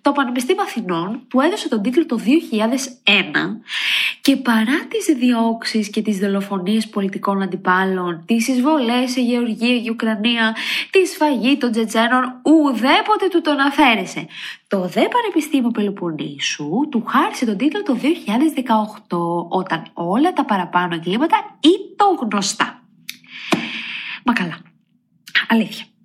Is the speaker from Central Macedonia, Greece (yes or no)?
yes; Edessa, Central Macedonia, Greece; moved away; είμαι από Έδεσα